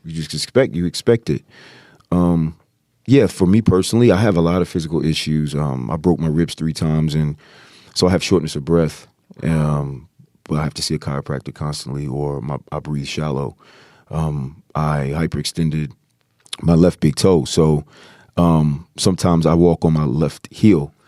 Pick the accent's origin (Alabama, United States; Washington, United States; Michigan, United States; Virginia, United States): Virginia, United States; moved away as an adult; now in Los Angeles, United States; I'm an East Coast guy, I'm from Virginia